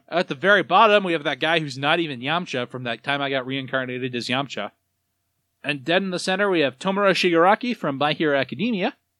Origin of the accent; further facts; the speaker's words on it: United States; as an American